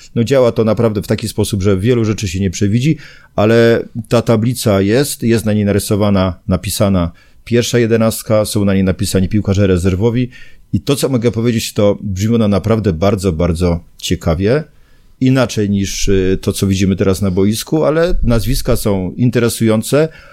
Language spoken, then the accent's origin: Polish; Zabrze, Silesian Voivodeship, Poland; ja jestem z Zabrza i w tym Zabrzu, z tego miasta nie zamierzam opuszczać